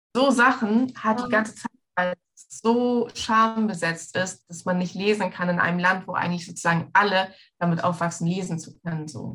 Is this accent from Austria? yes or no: no; Egypt; now in Munich, Germany; bin ja in Ägypten aufgewachsen, ich bin Ägypterin